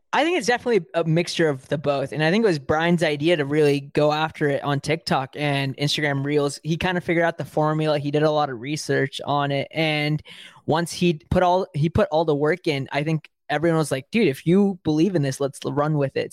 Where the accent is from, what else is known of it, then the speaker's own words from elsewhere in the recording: Bay Area, California, United States; also born or lived in South India; I'm from the Bay Area. I live in the Bay Area.